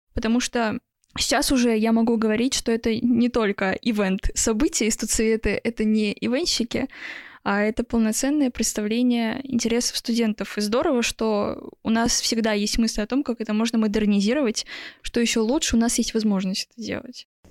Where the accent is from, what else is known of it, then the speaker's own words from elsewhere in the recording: Vsevolozhsk, Leningrad Oblast, Russia; Я просто родилась во Всеволожске